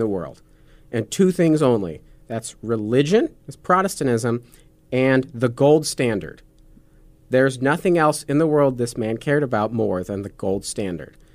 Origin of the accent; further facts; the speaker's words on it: Nebraska, United States; as Nebraskans